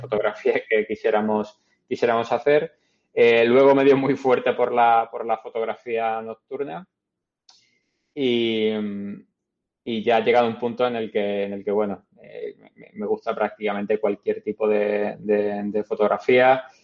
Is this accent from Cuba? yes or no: no; Málaga, Andalusia, Spain; moved away as an adult; also born or lived in Madrid / Canada; now in New York, United States; en Málaga, de donde soy